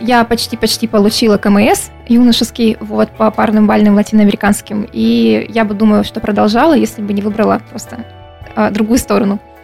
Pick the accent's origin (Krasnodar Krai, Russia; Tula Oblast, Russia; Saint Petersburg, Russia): Krasnodar Krai, Russia; Krasnodar; я коренная краснодарка, если можно так сказать. Вот э, и по папе, и по маме мы все с Кубани.